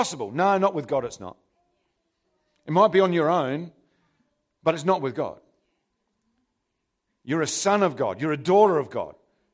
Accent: England, United Kingdom; Can you tell I'm English?

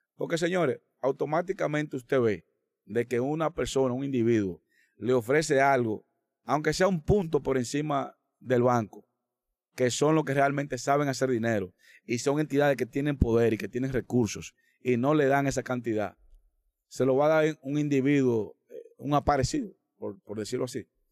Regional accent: Dominican Republic; nosotros como dominicanos

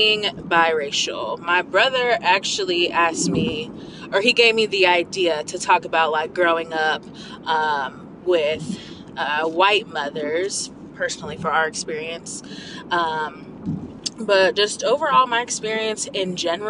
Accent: Midwest, United States; also born or lived in California / Iowa / Nebraska / Missouri; I was born in California, where my parents met and had me. And then I moved to the Midwest

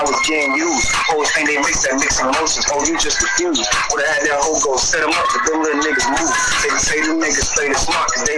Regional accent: Florida, United States; I'm from Florida

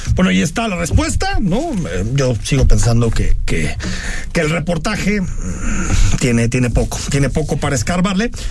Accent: Zapopan, Jalisco, Mexico; Yo crecí toda mi vida en Eva Briseño

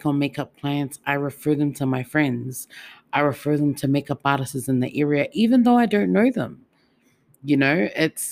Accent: Auckland, New Zealand; now in Melbourne, Australia; I'm not originally from Melbourne. I'm from Otara. You know, I'm from Auckland. I'm from home. Like, to me, that's my home. And I've migrated here.

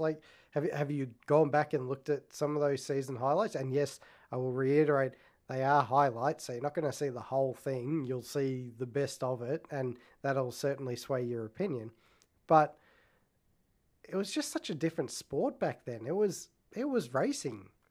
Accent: Australia; I'm Australian

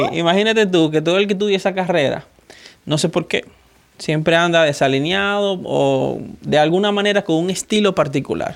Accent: Dominican Republic; soy dominicano

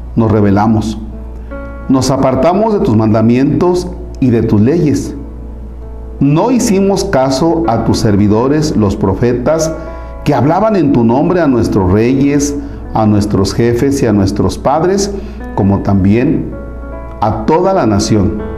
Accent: Mexico

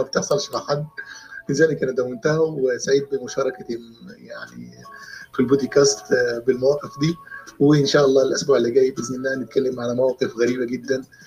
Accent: Sohag, Sohag Governorate, Egypt; في مصر او في بلدي سوهاج

